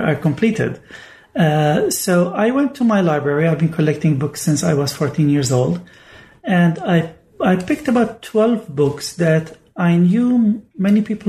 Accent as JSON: {"language": "English", "town": "Bethlehem", "region": "West Bank", "country": "Palestine", "tie": "born or raised there", "also_born_or_lived": "Oxford", "moved": "as an adult", "said": "I grew up in the Syriac church in Bethlehem"}